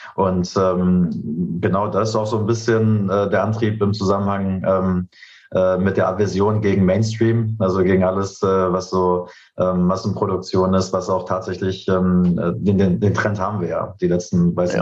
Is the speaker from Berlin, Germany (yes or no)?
yes; Berlin, Germany; also born or lived in Canada; ich bin Urberliner, ich bin hier geboren, aufgewachsen